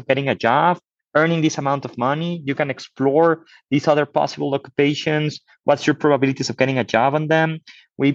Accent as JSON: {"language": "English", "country": "Mexico", "said": "I'm from Mexico."}